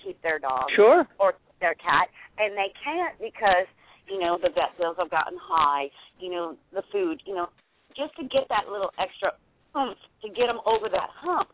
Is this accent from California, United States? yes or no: yes; Los Angeles, California, United States; now in Louisiana, United States; I'm in Louisiana now, but I'm from Highland Park, California